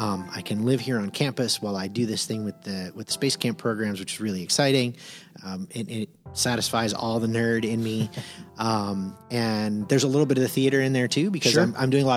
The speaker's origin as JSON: {"language": "English", "town": "Phil Campbell", "region": "Alabama", "country": "United States", "tie": "born or raised there", "also_born_or_lived": "Miami", "said": "A lot of time I split between, Miami, Florida and a town in Northwest Alabama called Phil Campbell."}